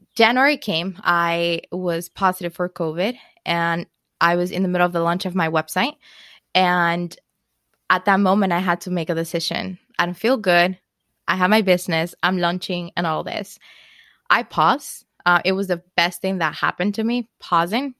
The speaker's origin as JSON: {"language": "English", "country": "Dominican Republic", "moved": "as an adult", "lives_now": "New York, United States", "said": "I am from Dominican Republic originally. I moved to New York in 2009."}